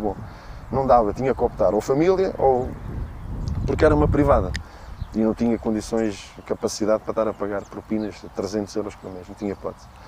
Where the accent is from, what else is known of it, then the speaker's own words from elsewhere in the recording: Torres Novas, Centro, Portugal; eu nasci em Torres Novas